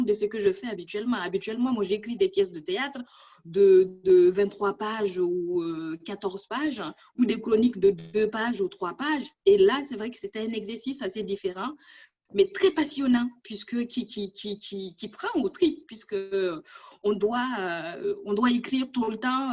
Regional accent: Burkina Faso; moved away as an adult; now in France; j'ai quitté mon pays natal depuis 20 ans, une vingtaine d'années, mais mon cœur y est toujours là-bas

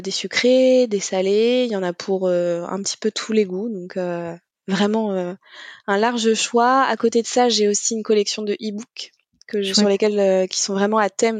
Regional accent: Normandy, France; du coup j'ai 35 ans, je suis normande

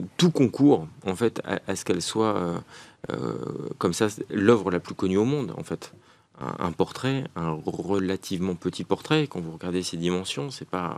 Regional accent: France; je suis un Français parmi d'autres

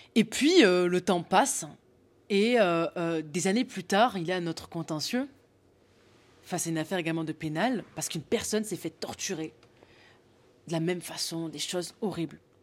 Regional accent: the South, southern France, France; je viens du Sud

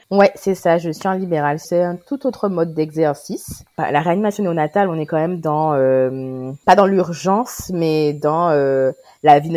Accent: Guadeloupe; j'ai 32 ans, je suis guadeloupéenne. Je vis maintenant en Guadeloupe

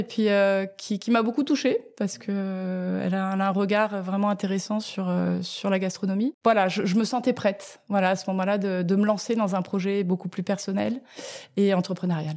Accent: France; moved away as an adult; also born or lived in Tokyo, Japan / Lausanne, Switzerland / New York, United States; je suis née en France euh, et à l'âge de 3 ans, j'ai déménagé à Tokyo pendant 5 euh, ans. Donc de 3 à 8 ans

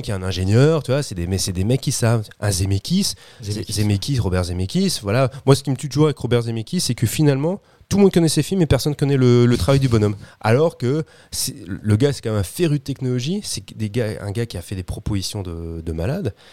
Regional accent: France; chez nous en France

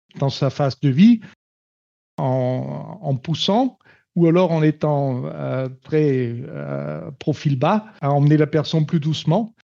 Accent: Steyr, Upper Austria, Austria; French is a second language; moved away as an adult; also born or lived in Paris, France; now in Toulouse, France; de Steyr, ma ville natale en Autriche, à Toulouse, où j'habite.

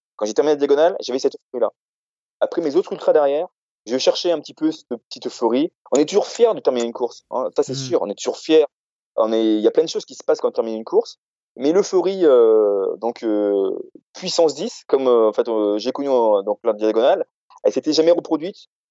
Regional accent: Réunion; moved away; j'ai grandi, donc, à La Réunion.

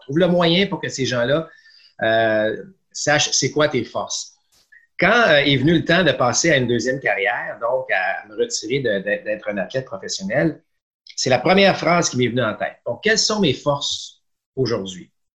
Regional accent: Quebec City region, Canada; je viens de la région de Québec

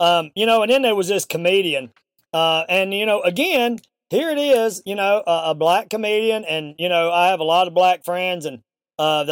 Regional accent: American South, United States; accent: Southern; my Southern accent

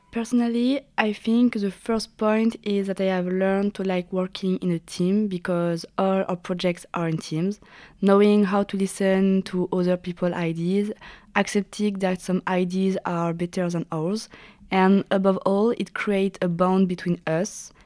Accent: Saint-Jean-de-Maurienne, Auvergne-Rhône-Alpes, France; I'm 21. I'm from Saint Jean de Maurienne

